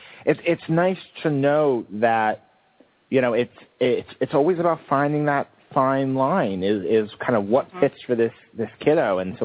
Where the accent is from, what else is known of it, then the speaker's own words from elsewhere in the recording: New York, United States; moved away; also born or lived in New England; I'm that loud Northeast person. You know, growing up in New York and spending so much time in New England